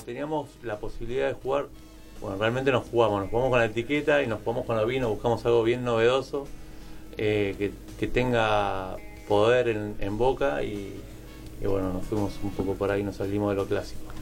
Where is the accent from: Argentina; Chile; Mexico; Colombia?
Argentina; como argentinos